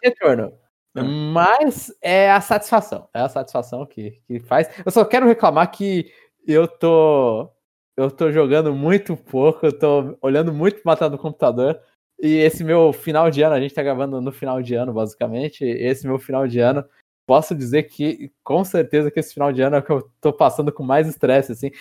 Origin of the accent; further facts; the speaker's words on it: São Paulo, Brazil; Cidade, São Paulo